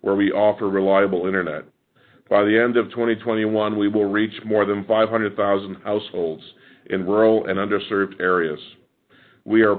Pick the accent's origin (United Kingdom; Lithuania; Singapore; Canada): Canada